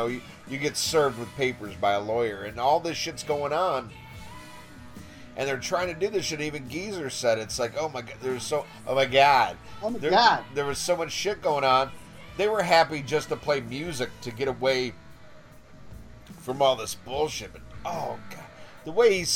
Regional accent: United States; I'm American

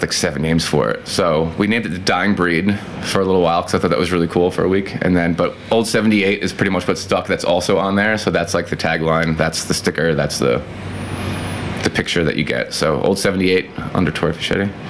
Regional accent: Peekskill, New York, United States; I grew up in Peekskill, New York

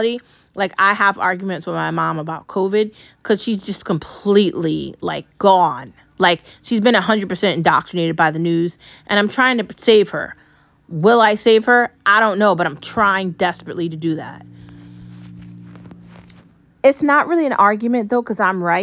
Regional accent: United States; We live in America. I'm an American. I'm not an Israeli.

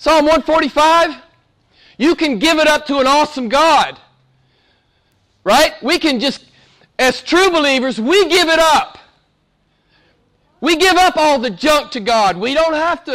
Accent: the American South, United States; accent: southern; my southern accent

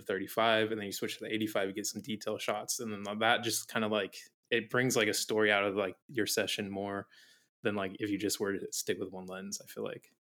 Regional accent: Arizona, United States; moved away as an adult; now in Maui, United States; I grew up in Arizona all my life, lived in, like, the same town, same house, everything, like, all my life, and then when I was nineteen, I moved out here.

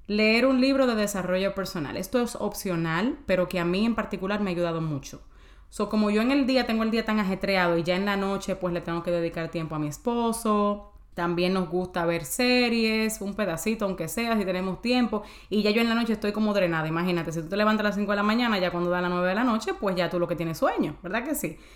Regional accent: Dominican Republic; Yo me como avena o ah, yo soy dominicana, señora, tú un pedacito de plátano, yo me como yuca, lo que sea.

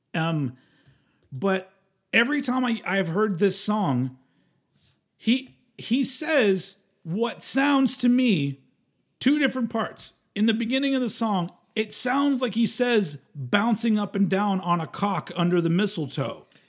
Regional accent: United States; I'm American

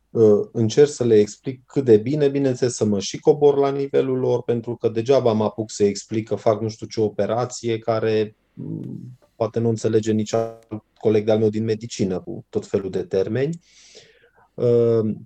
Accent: Brașov, Brașov County, Romania; eu sunt din Brașov, sunt brașovean

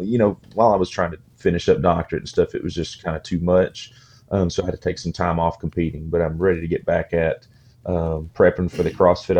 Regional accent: Manchester, Kentucky, United States; moved away; born and raised in Manchester, Kentucky, and chose to come back and practice clinical social work and behavioral health here at Advent Health in Manchester

